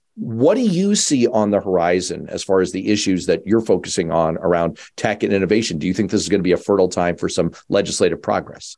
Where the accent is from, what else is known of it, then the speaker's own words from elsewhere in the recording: New York, United States; now in Massachusetts, United States; I was born in New York.